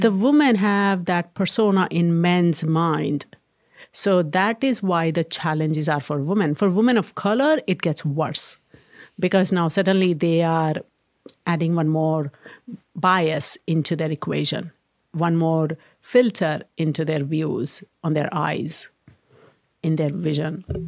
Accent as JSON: {"language": "English", "country": "India", "tie": "born or raised there", "also_born_or_lived": "Maryland, United States", "moved": "as an adult", "lives_now": "Redmond, United States", "said": "When I was growing up in India"}